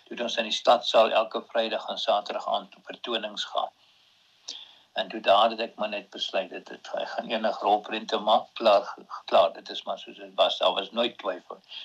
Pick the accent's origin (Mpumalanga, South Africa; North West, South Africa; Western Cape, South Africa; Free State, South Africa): Free State, South Africa; Bethlehem; also born or lived in Karoo / Prieska; ek het eintlik in die Weshuis groot geword. die Charlotte Tron kinderhuis in in in Bethlehem